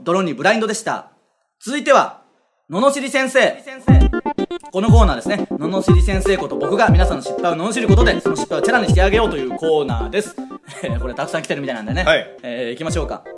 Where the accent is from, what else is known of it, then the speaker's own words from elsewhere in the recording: Okayama, Japan; now in Tokyo, Japan; 岡山出身ですからね